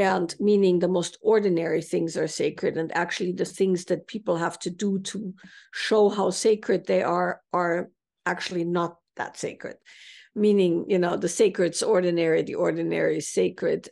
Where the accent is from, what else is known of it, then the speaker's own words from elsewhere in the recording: Salzburg, Austria; I grew up in Salzburg, Austria